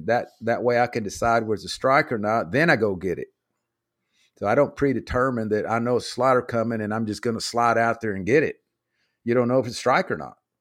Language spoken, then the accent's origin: English; Dallas, Texas, United States; also born or lived in Beeville, Texas; I grew up in Oak Cliff